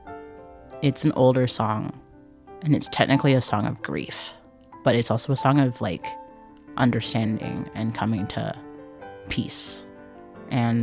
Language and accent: English; Durham Region, Ontario, Canada; I was born in Canada, born in the Durham region, but my parents came to Canada from Hong Kong